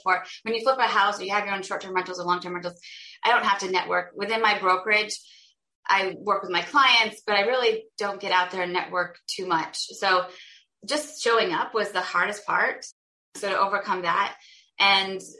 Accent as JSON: {"language": "English", "region": "Vermont", "country": "United States", "said": "I'm originally from Vermont and my husband's from Connecticut"}